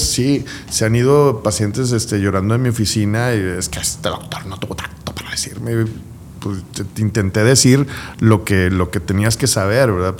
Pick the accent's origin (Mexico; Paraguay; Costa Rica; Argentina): Mexico; Guadalupe, Nuevo León; somos guadalupecas